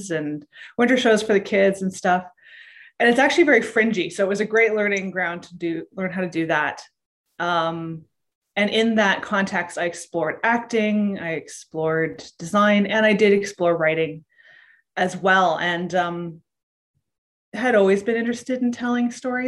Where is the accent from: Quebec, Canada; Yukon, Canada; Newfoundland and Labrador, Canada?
Yukon, Canada; Whitehorse; I grew up in Whitehorse, Yukon, which is a small city.